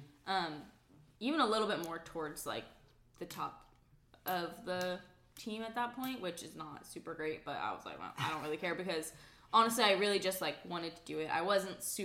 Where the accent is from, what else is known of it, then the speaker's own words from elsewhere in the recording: Fayetteville, Arkansas, United States; I'm originally from Fayetteville, grew up in Fayetteville, Arkansas